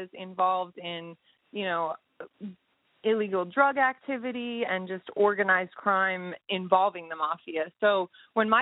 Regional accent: Pennsylvania, United States; I grew up out here in Pennsylvania because of everything that had happened with my family.

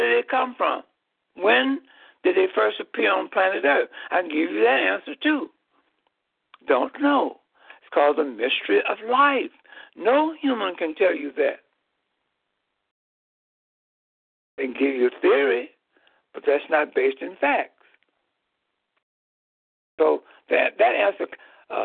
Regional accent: Chicago, Illinois, United States; in the geographical land area of Chicago, Illinois

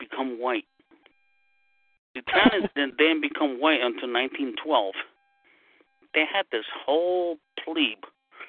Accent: New York City, New York, United States; I'm from New York. I'm Brooklyn.

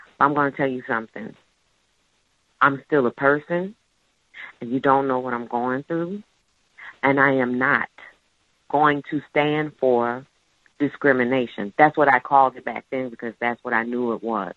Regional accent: New Orleans, Louisiana, United States; I'm not just stationed in New Orleans. This is my hometown.

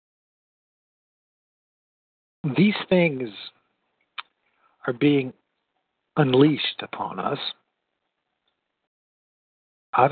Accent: United States; I grew up in the United States of America, the good old U.S.

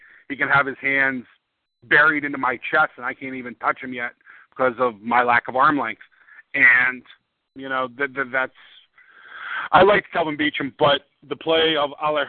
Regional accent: Pittsburgh, Pennsylvania, United States; now in South Carolina–Georgia line, United States; I'm originally from Pittsburgh, but I live now on the South Carolina Georgia line, where we get a lot of good pork barbecue, but we don't get the good beef.

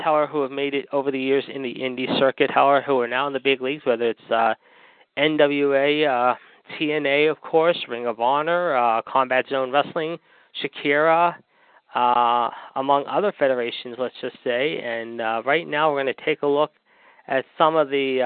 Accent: Pittsburgh, Pennsylvania, United States; we here in my hometown of Pittsburgh

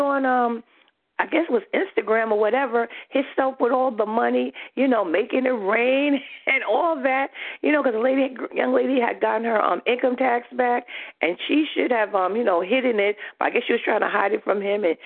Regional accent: New York, United States; I'm from New York

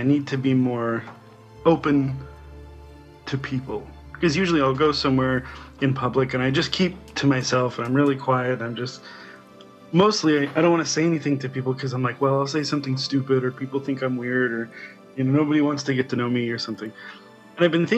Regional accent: United States; I was from America.

